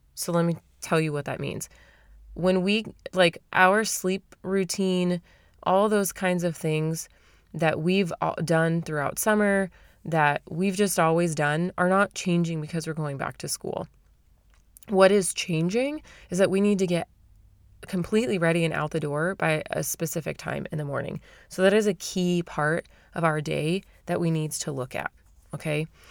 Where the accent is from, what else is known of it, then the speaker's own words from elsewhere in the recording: Arizona, United States; moved away; I'm from Arizona, right? I'm from the valley